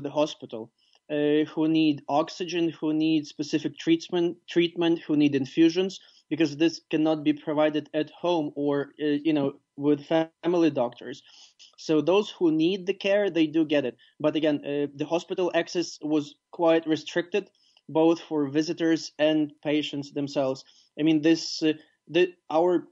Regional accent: Ivano-Frankivsk, Ivano-Frankivsk Oblast, Ukraine; my hometown, Ivano-Frankivsk

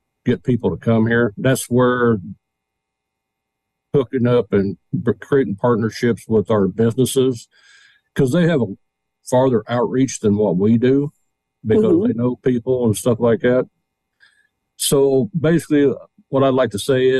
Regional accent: Tilton, Illinois, United States; also born or lived in Danville, Illinois; I was raised in Tilton

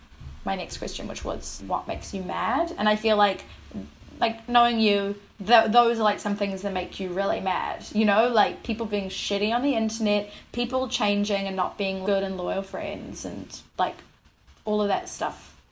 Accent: New York, United States; And I'm like, nah, I'm woke. I'm from New York.

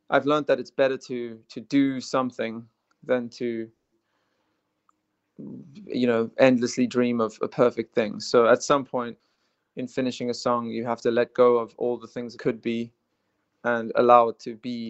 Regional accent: South Africa; we're staying South African, in as much as we have been South African, we're staying that way inside

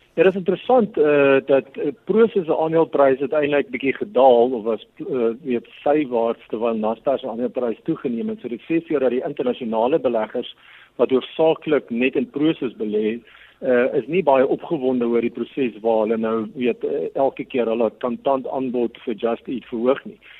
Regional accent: South Africa; ons as Suid-Afrikaners

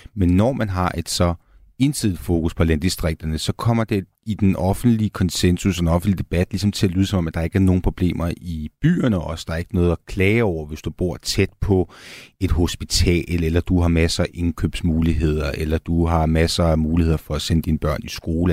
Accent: north of Copenhagen, Capital Region of Denmark, Denmark; also born or lived in Frederiksberg; Jeg er vokset op nord på København

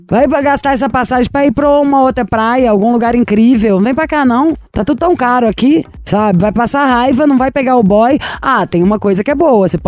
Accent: Belo Horizonte, Minas Gerais, Brazil; Belo Horizonte. Adoro! Minha terrinha.

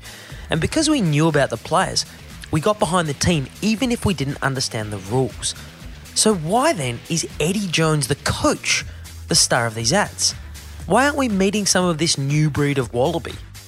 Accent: Adelaide, South Australia, Australia; I grew up in Adelaide

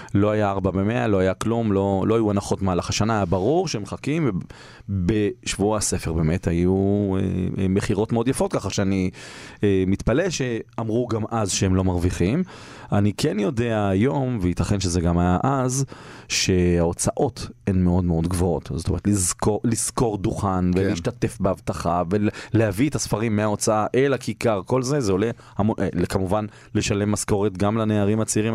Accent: Holon, Tel Aviv District, Israel; אני גדלתי בשכונה, לא בתל אביב, בחולון

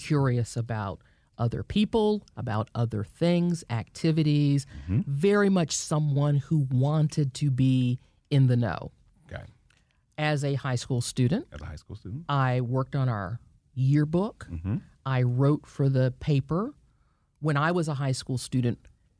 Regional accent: Marietta, Georgia, United States; Yes, I grew up in Marietta. Went to elementary school here, went to high school here, studied journalism at the University of Georgia

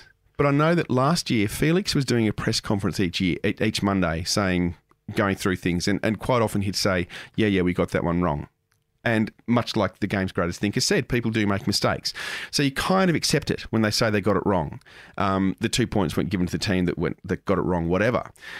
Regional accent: Moss Vale, New South Wales, Australia; I grew up in Moss Vale and I played all sorts of sports down in Wollongong.

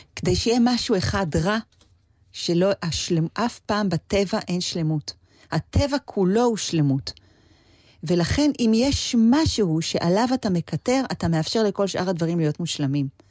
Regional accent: Israel; also born or lived in Los Angeles, United States; אני הרי באה מישראל

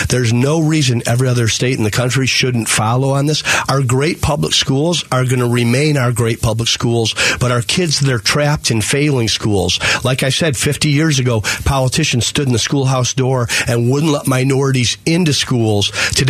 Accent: Toledo, Ohio, United States; I came out from Toledo, Ohio.

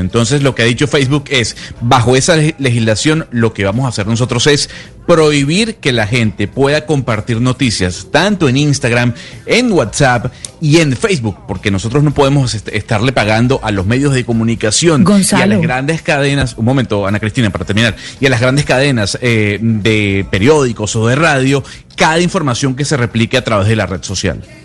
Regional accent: Venezuela; moved away; yo soy venezolano. Eh, desde hace mucho tiempo fuera de Venezuela

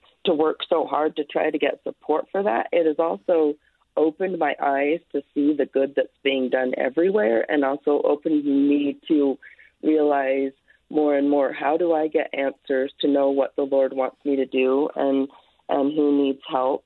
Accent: Ogden, Utah, United States; moved away as an adult; also born or lived in Dallas, Texas; I was born and raised in the Ogden area

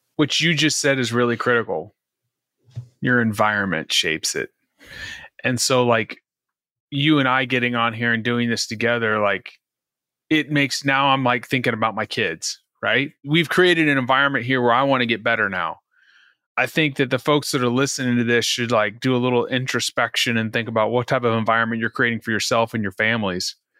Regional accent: Dallas, Texas, United States; also born or lived in Virginia; now in Houston, United States; I'm from Dallas originally

